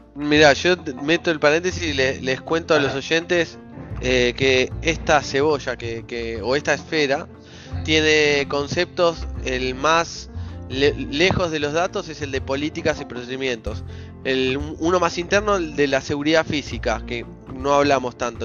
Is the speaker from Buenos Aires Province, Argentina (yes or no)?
yes; Ramos Mejía, Buenos Aires Province, Argentina; moved away; yo di vueltas por el mundo, pero soy de Ramos Mejía originalmente